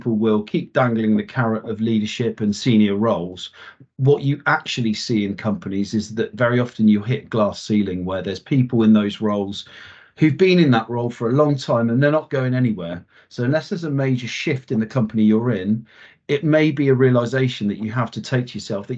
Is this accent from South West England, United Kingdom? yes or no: yes; Wiltshire, South West England, United Kingdom; I grew up in Wiltshire in the UK